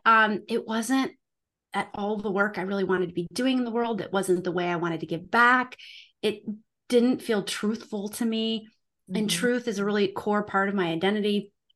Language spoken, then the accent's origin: English; South Dakota, United States; moved away as an adult; I am originally from the United States. I grew up at, on a family farm and ranch in South Dakota